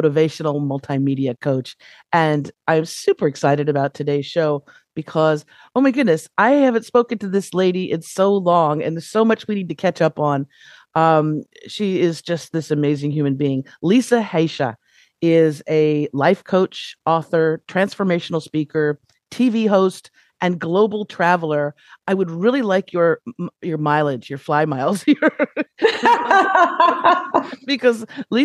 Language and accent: English; Los Angeles, California, United States; I was, you know, born and raised in Los Angeles